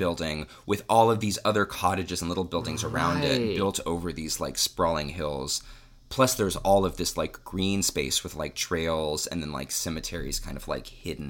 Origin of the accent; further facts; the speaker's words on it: Cincinnati, Ohio, United States; also born or lived in Athens, Ohio; I grew up in Cincinnati.